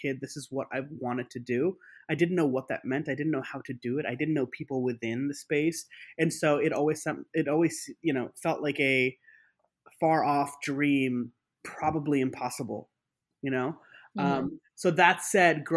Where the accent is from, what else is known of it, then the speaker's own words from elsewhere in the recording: New York City, New York, United States; I grew up in New York City